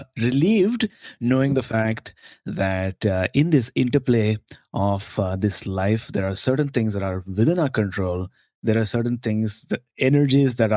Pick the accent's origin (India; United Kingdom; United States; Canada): India; As an Indian